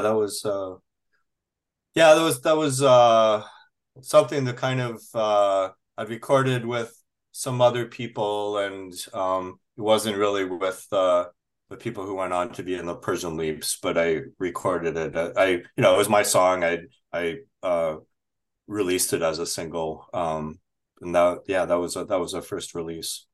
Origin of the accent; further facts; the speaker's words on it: Minnesota, United States; also born or lived in Chicago; now in Minneapolis, United States; I was born in Chicago and moved here when I was very young, and I've otherwise lived in, uh, more, northern Minnesota